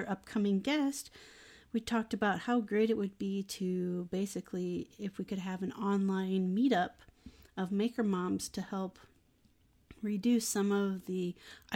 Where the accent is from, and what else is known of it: Iowa, United States; born or raised there